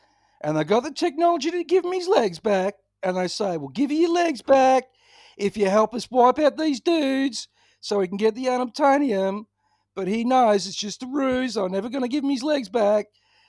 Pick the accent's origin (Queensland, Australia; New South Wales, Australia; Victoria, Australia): Victoria, Australia; Ballarat; I grew up in Ballarat. Of course I've had E. coli.